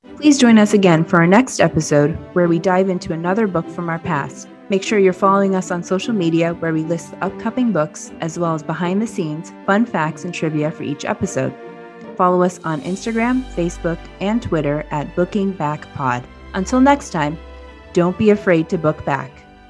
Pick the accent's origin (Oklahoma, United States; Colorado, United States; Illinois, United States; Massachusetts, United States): Colorado, United States; Born and raised in Colorado